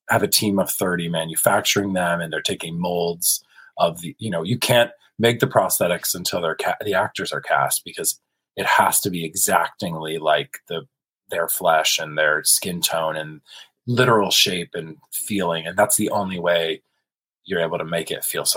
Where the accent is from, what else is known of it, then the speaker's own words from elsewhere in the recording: South Carolina and Kentucky, the American South, United States; moved away as an adult; now in Los Angeles, United States; born and raised in South Carolina and Kentucky.